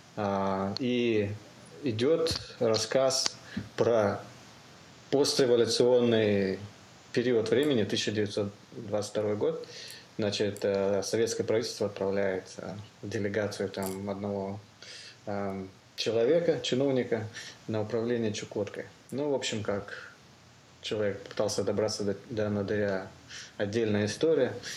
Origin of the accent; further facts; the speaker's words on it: Amur Oblast, Russia; Я сам с Дальнего Востока, как бы с Амурской области. А, вы, родился, вырос там